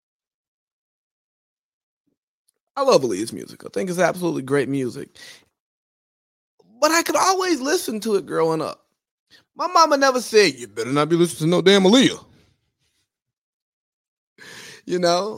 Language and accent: English; Georgia, United States; I'm from Georgia, the real South